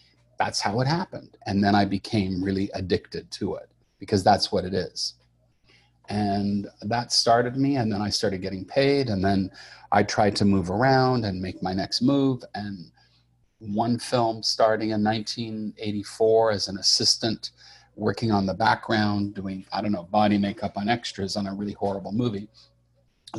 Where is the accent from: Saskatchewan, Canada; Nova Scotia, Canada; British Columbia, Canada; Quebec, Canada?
Quebec, Canada; Montreal; I grew up in Montreal, Canada